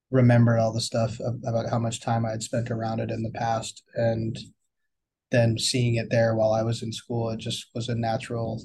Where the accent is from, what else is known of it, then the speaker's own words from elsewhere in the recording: Seal Beach, California, United States; also born or lived in Burlington, Vermont; I am from Seal Beach, California. I grew up in this area